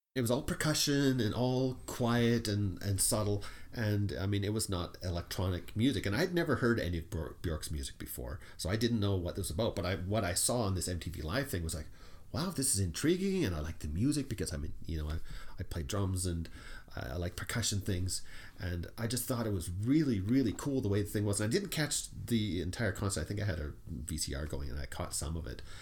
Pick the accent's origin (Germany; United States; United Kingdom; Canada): Canada; we're Canadian